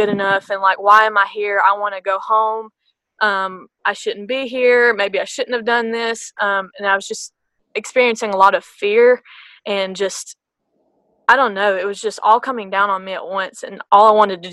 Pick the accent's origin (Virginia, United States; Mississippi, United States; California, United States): Mississippi, United States; Blue Springs; I'm from Blue Springs, Mississippi. It's just a little tiny dot on the map that no one knows about.